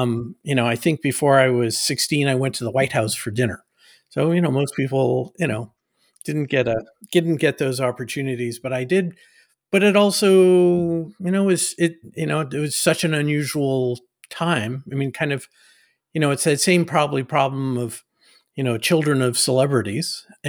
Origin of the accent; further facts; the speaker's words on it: Nassau Bay, Texas, United States; And so we had a little house that in Nassau Bay.